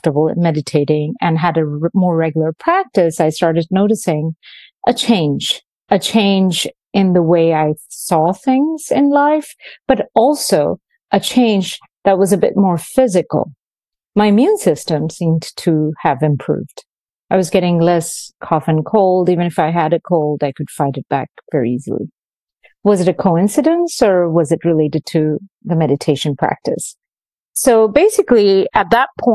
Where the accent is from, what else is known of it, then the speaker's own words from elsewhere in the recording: India; also born or lived in Venezuela; now in New York, United States; I grew up mostly in India, a few years in Venezuela